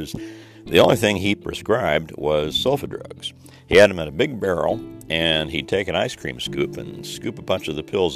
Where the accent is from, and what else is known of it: Southern Indiana, United States; born or raised there; moved away